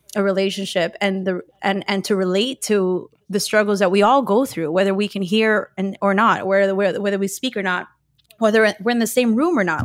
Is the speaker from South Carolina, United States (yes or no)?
no; Miami, Florida, United States; I was born and raised in Miami, Florida